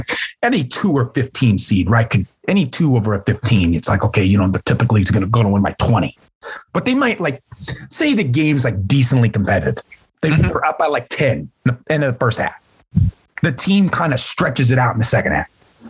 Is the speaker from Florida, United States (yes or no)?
no; Indiana, United States; we're from Indiana, right?